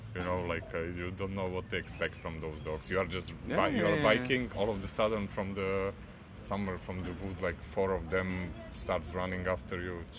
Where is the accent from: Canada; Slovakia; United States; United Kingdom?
Slovakia